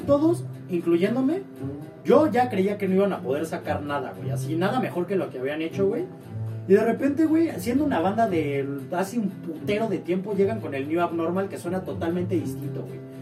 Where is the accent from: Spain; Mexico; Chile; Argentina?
Mexico; nosotros que somos mexicanos